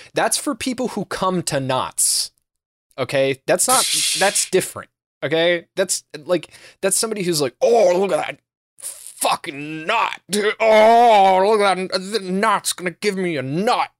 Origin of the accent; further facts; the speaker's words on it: United States; I'm American